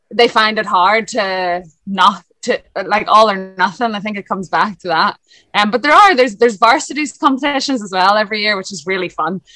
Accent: Lisburn, Northern Ireland, United Kingdom; moved away as an adult; now in Dublin, Ireland; I'm originally from Lisburn, up north, hence the accent. Uh, and then I moved to Dublin in 2011

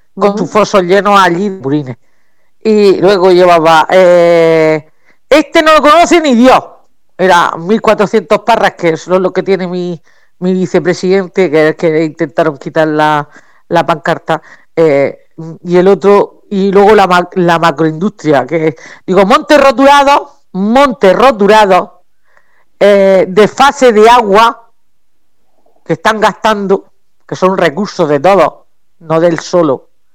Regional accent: Region of Murcia, Spain; somos murcianos y estamos aquí

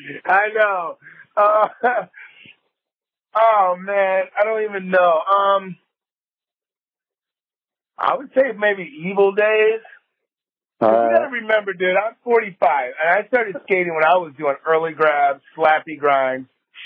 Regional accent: Wisconsin, United States; now in San Diego, United States; We grew up together in Wisconsin.

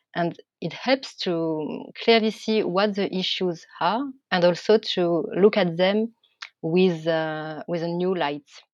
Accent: France; accent: French; English is a second language; my French accent

